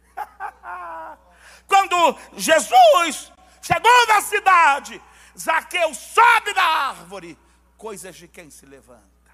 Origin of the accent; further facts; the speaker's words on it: Baixada Fluminense, Rio de Janeiro, Brazil; eu sou lá da Baixada